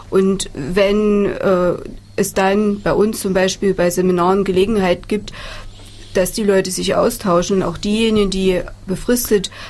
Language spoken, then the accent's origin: German; Thuringia, Germany; Insofern ist es schön, wir als Thüringer, wir sind ein kleines Land